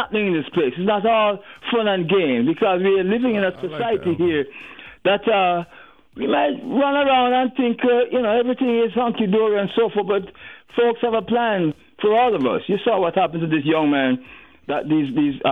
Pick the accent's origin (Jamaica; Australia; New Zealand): Jamaica; Jamaica. I'm a Jamaican. I'm African from Jamaica.